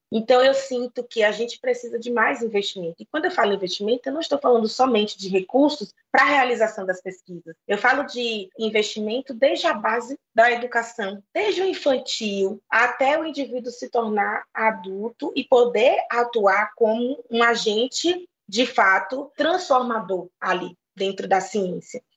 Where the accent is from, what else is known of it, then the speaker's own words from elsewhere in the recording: Bahia, Brazil; na Bahia, de onde eu venho, existe uma unidade da Fiocruz